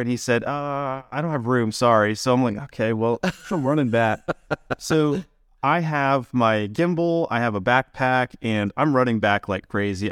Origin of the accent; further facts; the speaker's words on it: Maine, United States; I grew up in Maine